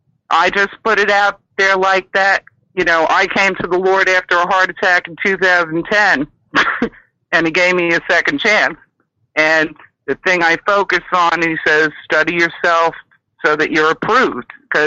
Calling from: Maine, United States; I'm calling you from Maine.

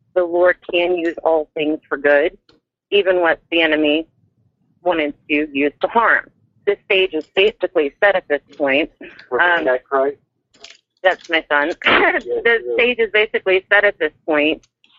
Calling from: Kansas City, Missouri, United States; I'm calling from the Kansas City, Missouri area.

